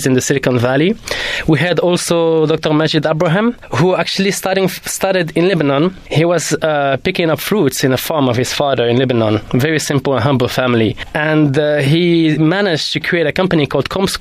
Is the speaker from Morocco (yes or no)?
yes; Morocco; moved away as an adult; also born or lived in France / London; I grew up in Morocco till the age of 20